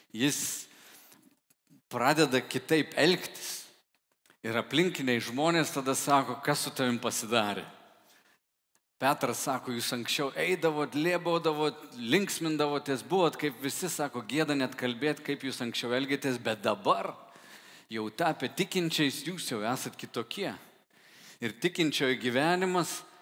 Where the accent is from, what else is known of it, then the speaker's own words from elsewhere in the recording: Lithuania; kaip lietuviai, kaip liaudėjai mes sakom